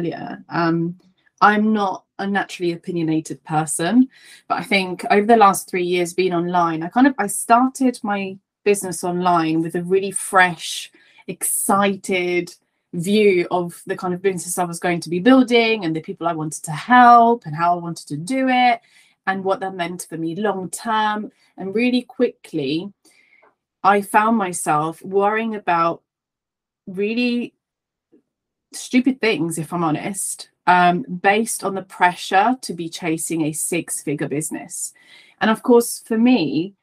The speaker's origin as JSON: {"language": "English", "country": "Italy", "accent": "Italian", "moved": "yes", "lives_now": "Leighton Buzzard, United Kingdom", "said": "I'm Italian, so if you hear like a bit of a twang and you can't place, you know, what my accent is, I'm originally from Italy, but I now live in the UK"}